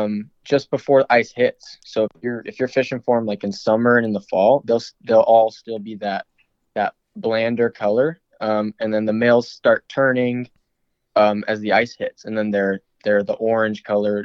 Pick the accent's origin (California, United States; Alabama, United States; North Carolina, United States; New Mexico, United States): New Mexico, United States; born there; also born or lived in Arizona / Alaska; I was born in New Mexico. And then all growing up, we just kind of bounced back and forth between Arizona and Alaska multiple times.